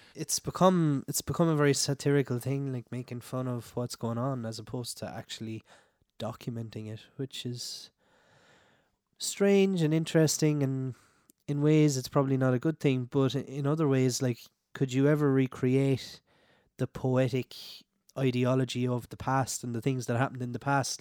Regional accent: Clare, Munster, Ireland; I'm from Clare, west of Ireland, it was all tunes growing up

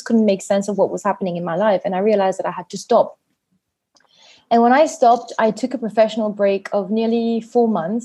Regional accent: Mauritius; also born or lived in England; I am from Mauritius, a very hot summery island. I was born here. I've always been here.

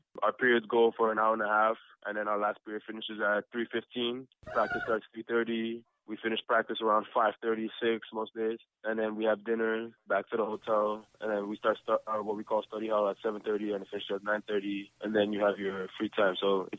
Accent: Canada; as a Canadian kid, you never see those kind of crowds.

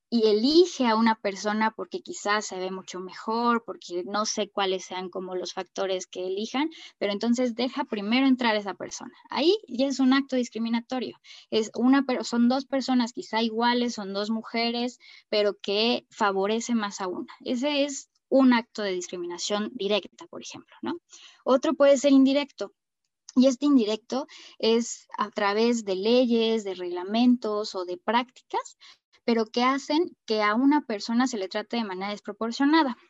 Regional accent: Mexico City, Mexico; soy mexicana, y eh, nacida en la Ciudad de México

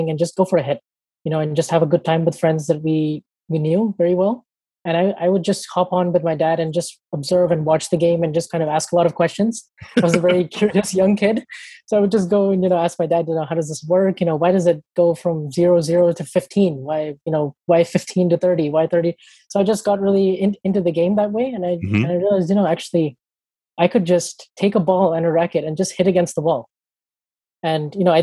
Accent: San Diego, California, United States; I'm from San Diego. I basically lived here my whole life

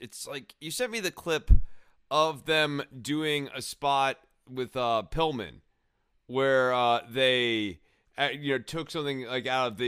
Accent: Cincinnati, Ohio, United States; I just think I'm from Cincinnati. Cincinnati, the Bengals, Cincinnati.

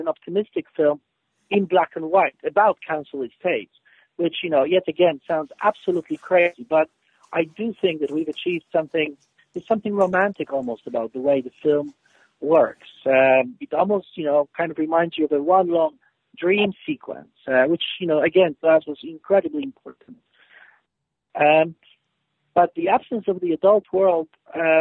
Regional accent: Poland; moved away as an adult; now in United Kingdom; I grew up in Poland. I'm Polish. I haven't lived in Poland for almost 30 years now. And I, you know, I've lived in the UK for 18 years

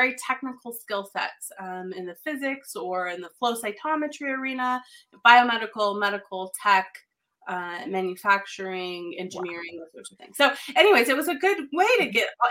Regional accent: New Mexico, United States; moved away as an adult; also born or lived in Colorado / North Carolina; I born and raised in New Mexico, fourth, fifth generation New Mexican.

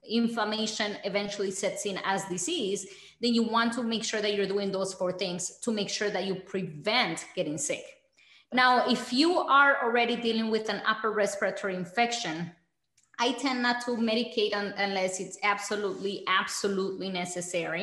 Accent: Bogotá, Colombia; now in United States; growing up in Colombia

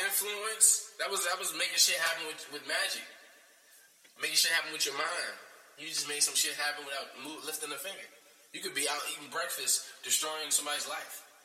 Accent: United States; being an American, born in America

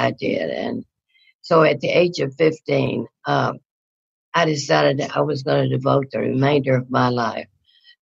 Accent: North Louisiana, United States; moved away; also born or lived in Houston, Texas; I grew up in North Louisiana.

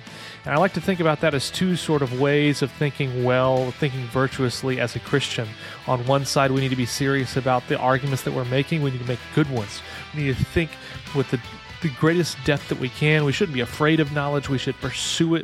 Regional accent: Illinois, United States; now in North Carolina, United States; I grew up in Illinois, but not near Chicagoland

